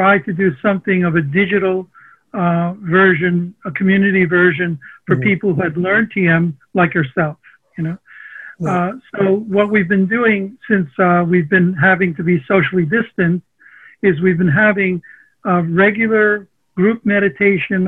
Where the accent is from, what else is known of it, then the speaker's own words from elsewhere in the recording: New York City, New York, United States; first language Armenian; English is a second language; also born or lived in Long Island; I'm a New Yorker. I grew up in Sunnyside, Queens.